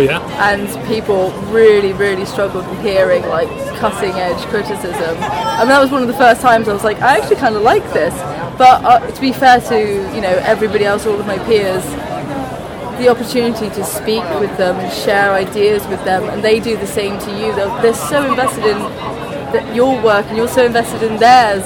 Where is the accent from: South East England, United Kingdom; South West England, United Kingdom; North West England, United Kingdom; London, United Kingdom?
South West England, United Kingdom; Swindon; moved away; also born or lived in Plymouth; I'm from Swindon originally